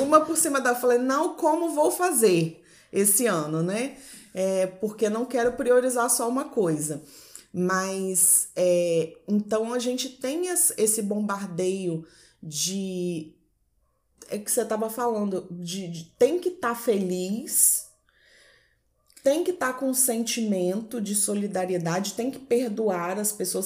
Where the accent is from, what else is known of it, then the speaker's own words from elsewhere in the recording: Vila Velha, Espírito Santo, Brazil; Eu sou de Vila Velha, Espírito Santo